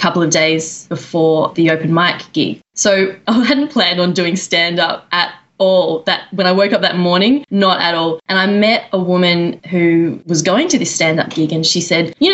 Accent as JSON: {"language": "English", "country": "Australia", "moved": "as an adult", "lives_now": "New York, United States", "said": "I'm from Australia."}